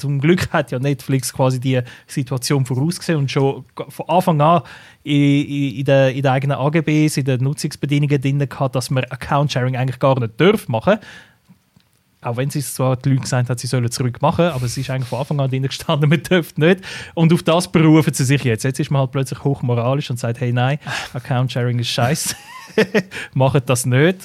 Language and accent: German; Switzerland; bei uns in der Schweiz